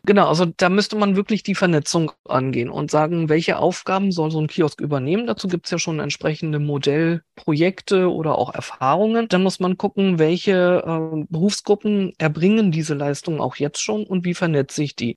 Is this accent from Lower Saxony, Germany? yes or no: no; Berlin, Germany; als Berlinerin